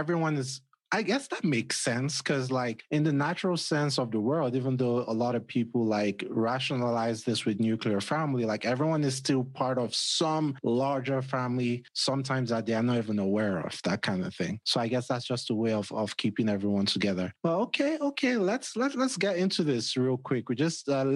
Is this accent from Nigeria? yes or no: yes; Nigeria; moved away as an adult; now in United States; I grew up back home in Nigeria, but I don't necessarily know how to speak the language